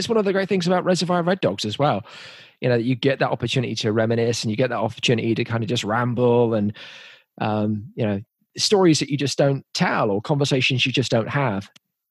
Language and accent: English; England, United Kingdom; growing up in England, there's this just iconic voices, right?